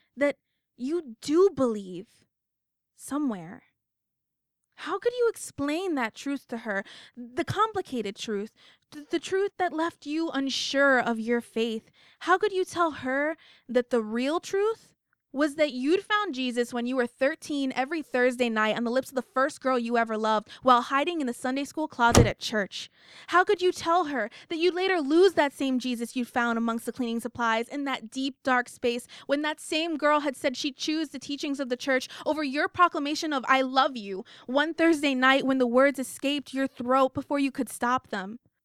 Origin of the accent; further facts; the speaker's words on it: United States; I'm the American